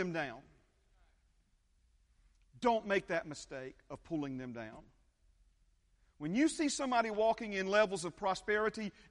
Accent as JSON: {"language": "English", "town": "Hueytown", "region": "Alabama", "country": "United States", "tie": "born or raised there", "said": "the kitchen there that we grew up in Hueytown"}